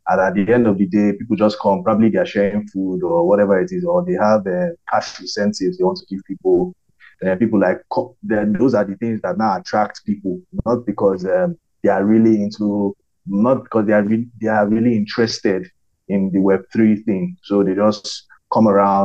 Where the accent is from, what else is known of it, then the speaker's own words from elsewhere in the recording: Nigeria; also born or lived in Lagos, Nigeria; I'm Nigerian. I live in Lagos, Nigeria